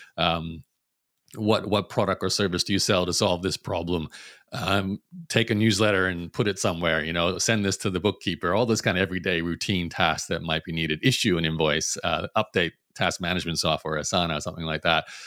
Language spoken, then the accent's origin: English; Brisbane, Queensland, Australia; I was born in Brisbane, Australia